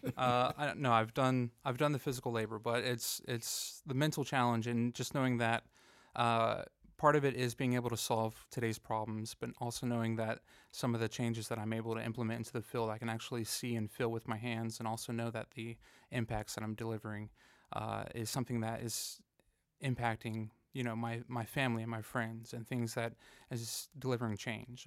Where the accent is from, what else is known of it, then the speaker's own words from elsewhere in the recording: Fayetteville, North Carolina, United States; I grew up here in Fayetteville